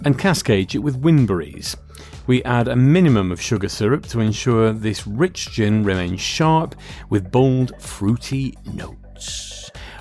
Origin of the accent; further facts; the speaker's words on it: Lancashire, North West England, United Kingdom; we grew up in Lancashire